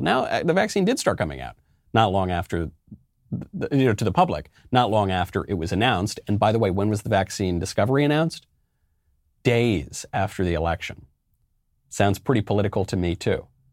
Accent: New York, United States; I'm of Italian extraction. You know, I'm American. I'm a New Yorker.

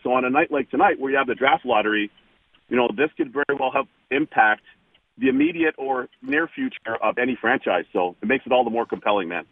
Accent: Toronto, Ontario, Canada; back in my hometown of Toronto

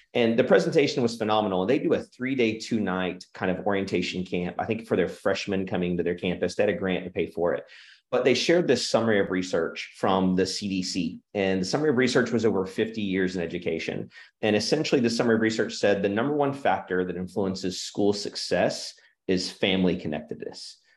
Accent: Oklahoma, United States; also born or lived in Illinois / Arkansas; And then I've been in Oklahoma s, my, my whole life. Moved here when I was five from Illinois and, uh, except for six years in Arkansas, which is a phenomenal experience, been right here in Oklahoma

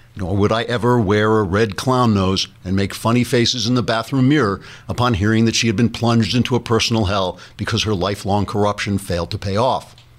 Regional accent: New York City, New York, United States; I'm a New Yorker

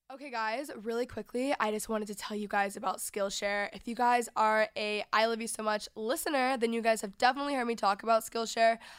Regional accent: Texas, United States; moved away; grew up in Texas

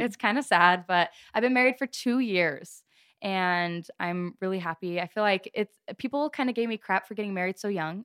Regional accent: Gilbert, Arizona, United States; I am from Gilbert, Arizona

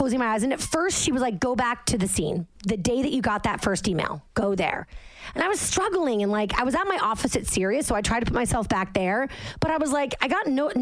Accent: Massachusetts, United States; now in Jersey City, United States; I'm from Massachusetts. I literally grew up with lobster traps in my parents' backyard because they live on the water.

